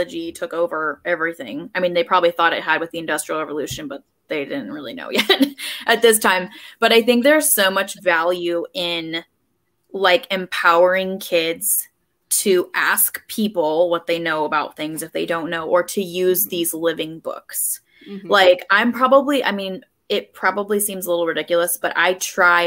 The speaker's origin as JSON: {"language": "English", "region": "California", "country": "United States", "tie": "born or raised there", "moved": "yes", "said": "born and raised in California"}